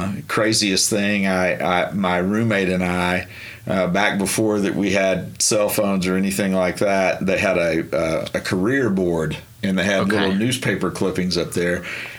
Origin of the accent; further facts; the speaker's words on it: Marshall, Texas, United States; moved away as an adult; also born or lived in Oklahoma; Marshall, Texas is where I grew mm-hmm. up. It's about 3 hours east of Dallas, almost to Louisiana.